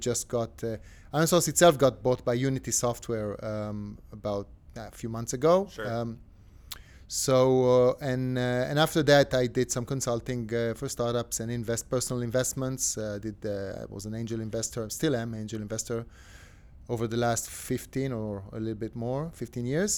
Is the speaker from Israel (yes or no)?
yes; Tel Aviv, Tel Aviv District, Israel; I'm from Tel Aviv